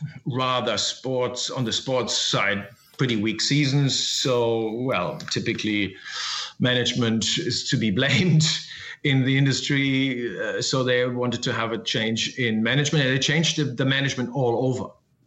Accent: Essen, North Rhine-Westphalia, Germany; now in Hamburg, Germany; In Essen, which is in the Ruhr Valley.

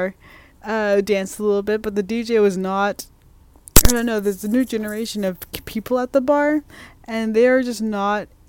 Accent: Portland, United States; moved away; in my hometown because, like, people say that Portland's crazy

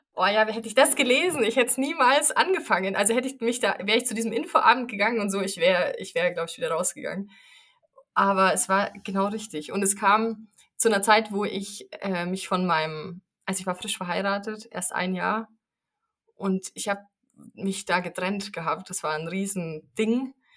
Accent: near Munich, Bavaria, Germany; ich komme aus der Nähe von München

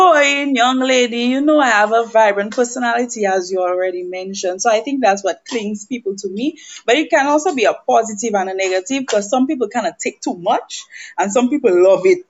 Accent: Roseau, Saint George, Dominica; also born or lived in St. Joseph, Dominica; now in Lubbock, United States; I was raised in Portersville, Roseau

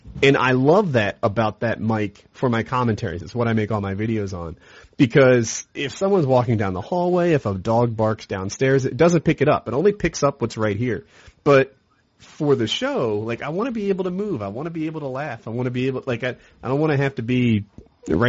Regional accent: New Jersey, United States; now in North Carolina, United States; I'm from New Jersey, but I've lived in North Carolina for like 12, 13 years

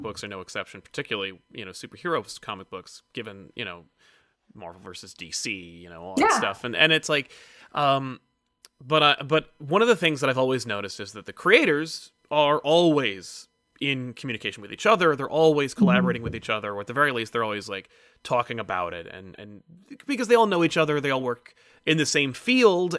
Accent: New Jersey, United States; I'm from Jersey

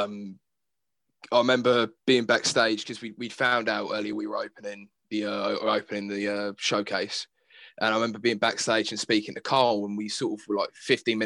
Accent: Fareham, South East England, United Kingdom; I'm from Fareham, Portchester, so Portsmouth

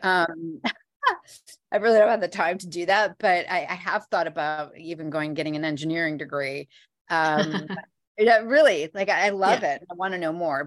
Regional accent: Midwest, United States; now in New York City, United States; I am originally from um, the Midwest

